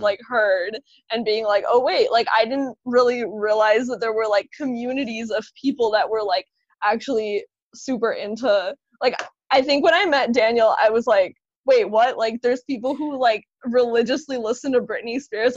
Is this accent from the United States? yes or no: no; Serbia; moved away; I was born in Serbia, so like we listened to a lot of Serbian music